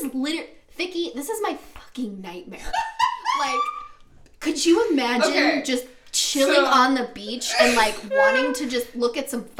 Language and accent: English; the South, United States; I'm from the South.